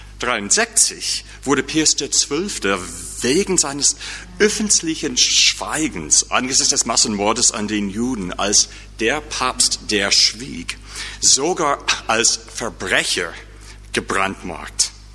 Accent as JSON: {"language": "German", "country": "United States", "accent": "American", "second_language": "German", "lives_now": "St. Louis, United States", "said": "mit meinem markanischen, mit meinem markanischen Akzent"}